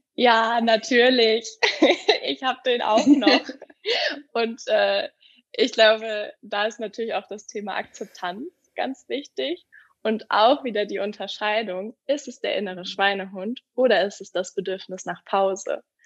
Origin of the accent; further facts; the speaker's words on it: Hamburg, Germany; moved away; also born or lived in Berlin; Ich komme ursprünglich aus Hamburg